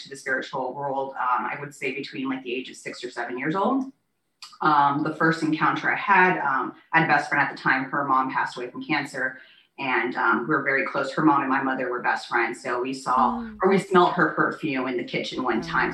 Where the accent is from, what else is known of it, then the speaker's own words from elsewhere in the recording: Naples, Florida, United States; also born or lived in Wichita, Kansas; I was raised and currently reside in Naples, Florida.